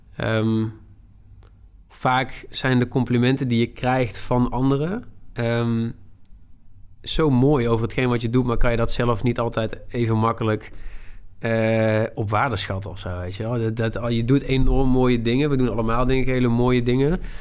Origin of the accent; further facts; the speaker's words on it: Tilburg, North Brabant, Netherlands; ik kom uit Tilburg, ik ben 26 jaar